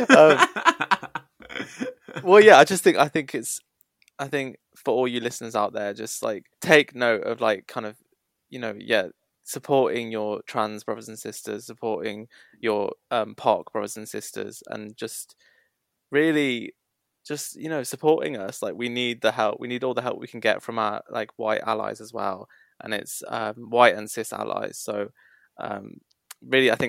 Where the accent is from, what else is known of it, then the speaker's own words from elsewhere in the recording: Iraq; Yeah, because I'm from Iraq. Spoiler.